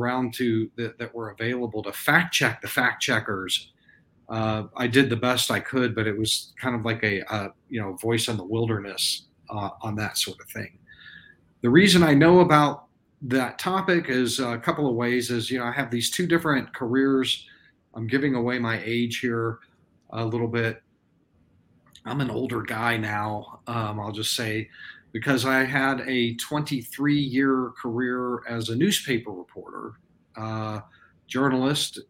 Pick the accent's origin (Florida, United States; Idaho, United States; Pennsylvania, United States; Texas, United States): Texas, United States; I was born in Texas, and I've lived here for a big chunk of my life